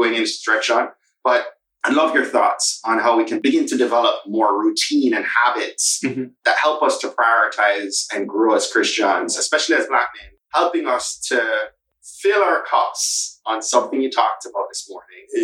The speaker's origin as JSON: {"language": "English", "country": "Jamaica", "said": "identify with being a Jamaican"}